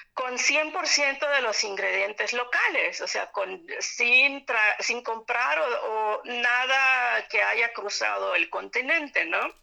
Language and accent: Spanish; Yucatán, Mexico; moved away as an adult; now in Berlin, Germany; soy yucateca. Vine a Europa desde el año 2000 por cuestiones de estudio